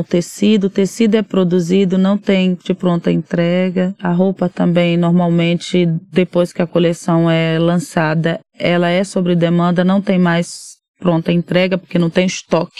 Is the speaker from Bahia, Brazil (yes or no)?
yes; Arraial d'Ajuda, Bahia, Brazil; moved away as an adult; now in São Paulo, Brazil; lá na minha cidade, em Arraial da Ajuda